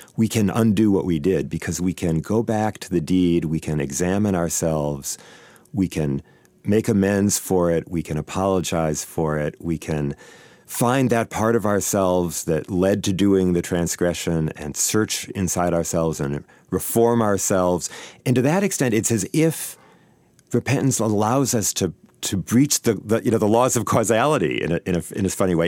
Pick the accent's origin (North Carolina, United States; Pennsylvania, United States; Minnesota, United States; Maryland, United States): Minnesota, United States; Saint Paul; I grew up here in Saint Paul